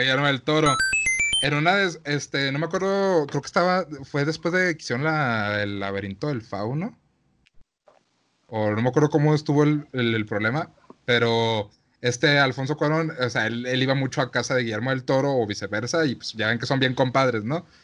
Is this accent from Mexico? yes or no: yes; Mexico